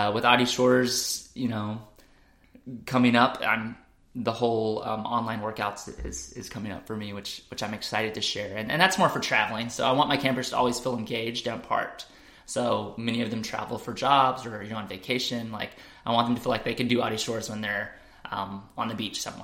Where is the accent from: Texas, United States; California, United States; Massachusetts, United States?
Texas, United States; Crawford; now in Austin, United States; I grew up in Crawford, small town, country